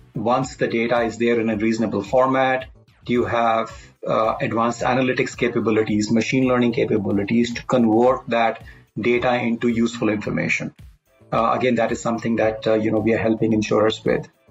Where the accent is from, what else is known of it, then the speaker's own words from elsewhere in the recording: Delhi, India; also born or lived in Kashmir; I'm uh, born and brought up in Delhi largely, uh, though I must say I, I, spent some time in Kashmir.